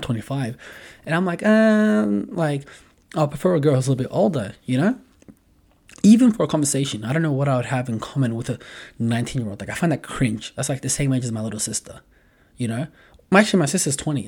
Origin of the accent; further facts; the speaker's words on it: Australia; moved away as an adult; now in Los Angeles, United States; I'm an Australian, but I live in L A, been living there for a while